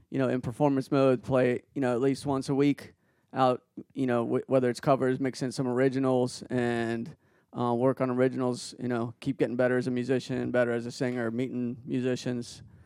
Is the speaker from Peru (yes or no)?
yes; Peru; moved away; I was born in Peru and I speak fluent Spanish